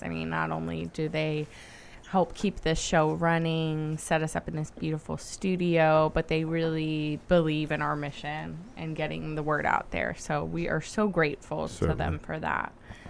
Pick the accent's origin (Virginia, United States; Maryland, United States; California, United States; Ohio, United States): Virginia, United States; Richmond; Richmond, Virginia.